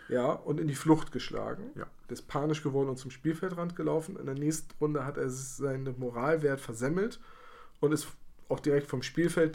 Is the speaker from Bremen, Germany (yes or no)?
yes; Bremen, Germany; ich habe hier in meiner Heimatstadt in Bremen eine sehr aktive Guild Boy community